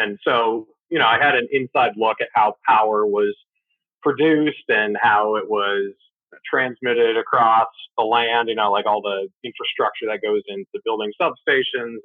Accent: New Hampshire, United States; Growing up in New Hampshire

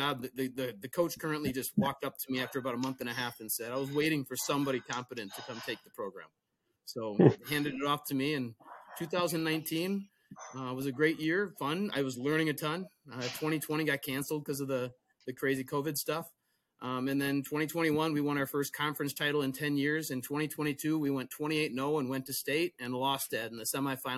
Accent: Whitewater, Wisconsin, United States; I grew up in Whitewater

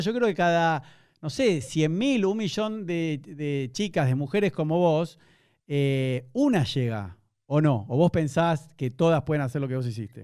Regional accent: Argentina; now in Buenos Aires, Argentina; como buen argentino, igual nunca fui a Chile

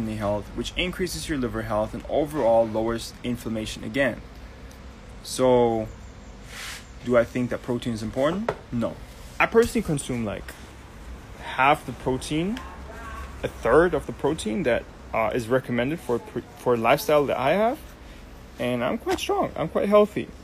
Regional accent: Germany; now in Barbados; I'm Turkish Georgian, but right now I'm in Barbados, born and raised in Germany.

